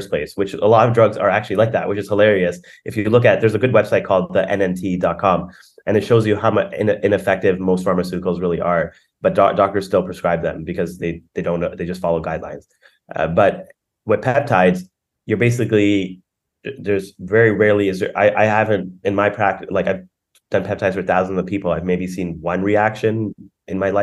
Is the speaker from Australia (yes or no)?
no; Canada; I'm from Canada